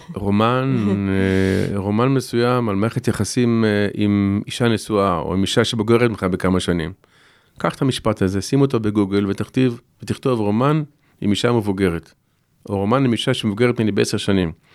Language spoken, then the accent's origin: Hebrew; Shoval, Southern District, Israel; גדלתי בקיבוץ